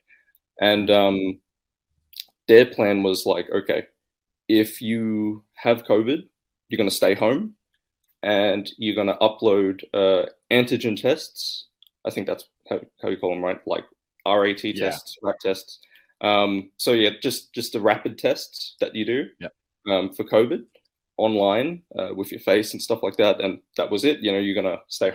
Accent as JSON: {"language": "English", "country": "Australia", "moved": "as an adult", "lives_now": "Shanghai, China", "said": "I'm originally from Australia"}